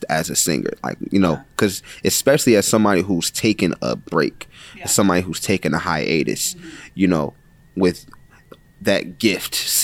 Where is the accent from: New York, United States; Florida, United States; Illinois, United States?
New York, United States; Buffalo; I'm from Buffalo, New York